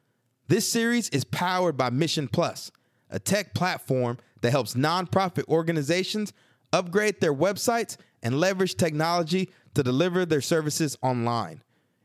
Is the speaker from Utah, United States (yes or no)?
no; Newark, New Jersey, United States; Because listen, man, I'm from Newark.